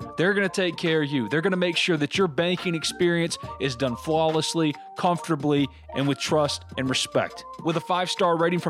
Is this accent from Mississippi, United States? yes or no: yes; New Albany, Mississippi, United States; New Albany, my hometown